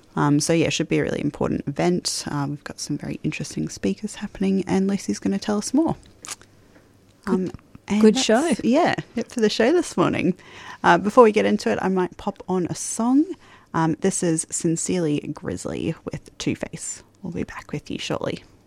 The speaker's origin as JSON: {"language": "English", "region": "Queensland", "country": "Australia", "moved": "yes", "lives_now": "Melbourne, Australia", "said": "I'm from Queensland, so usually September we get a nice warm spring"}